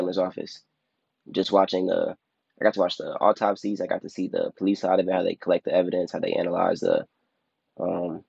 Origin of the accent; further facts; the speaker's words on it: Chicago, Illinois, United States; moved away as an adult; also born or lived in Atlanta; I grew up on the south side of Chicago in the Beverly neighborhood